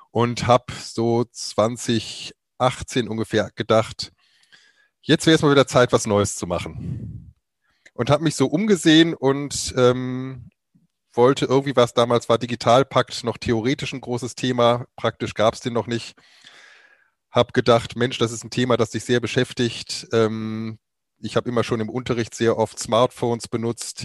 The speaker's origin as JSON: {"language": "German", "area": "near Cologne", "region": "North Rhine-Westphalia", "country": "Germany", "tie": "born or raised there", "also_born_or_lived": "Weimar", "moved": "as an adult", "said": "Ich komme ursprünglich aus der Nähe von Köln, habe da vor mittlerweile 27 Jahren mein Abi gemacht"}